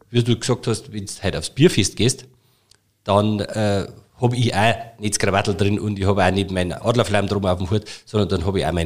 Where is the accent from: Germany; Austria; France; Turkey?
Germany; Bavaria; Und äh, bei uns in Bayern ist halt einfach so, wenn ich halt privat äh, die Gelegenheit habe, dann, dann, dann ziehe ich meine Tracht an.